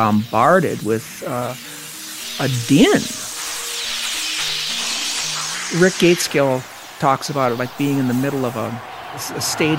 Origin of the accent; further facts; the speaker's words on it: Minnesota, United States; accent: Fargo; I'm from Minnesota.